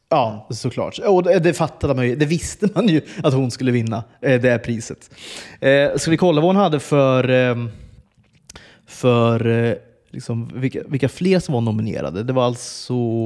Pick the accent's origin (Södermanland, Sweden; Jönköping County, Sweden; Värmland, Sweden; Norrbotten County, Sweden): Södermanland, Sweden; Flen; moved away; also born or lived in Stockholm / Uppsala; jag växte upp i Flen